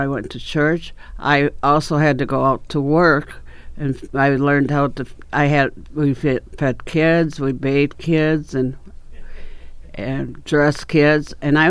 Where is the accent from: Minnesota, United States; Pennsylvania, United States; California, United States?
Minnesota, United States; Albert Lea; born there; I was born in Albert Lea, 1949. I was there, and my dad had a candy store in Albert Lea.